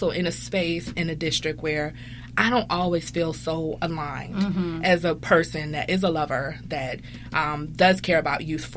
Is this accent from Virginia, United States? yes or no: yes; Richmond, Virginia, United States; I'm from Richmond, Virginia